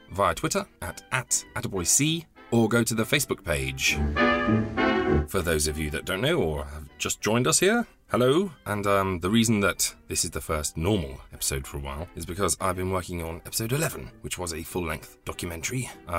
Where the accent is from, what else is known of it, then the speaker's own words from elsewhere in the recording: Midlands, United Kingdom; I grew up in the Midlands